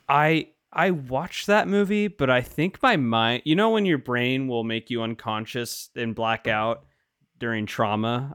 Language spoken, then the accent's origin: English; Washington, United States; I'm from Washington, so it's c, f, somewhat local.